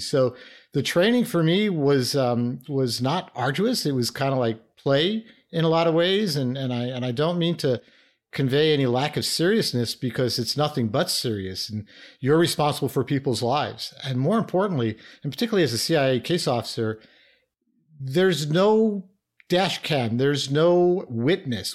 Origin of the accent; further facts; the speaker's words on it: New York City, New York, United States; I started out as a inner city kid from New York. I grew up in the Bronx